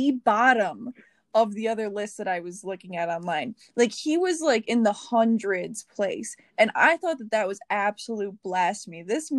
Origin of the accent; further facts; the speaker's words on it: Wisconsin, United States; I was born in Wisconsin, but I was living in Wisconsin.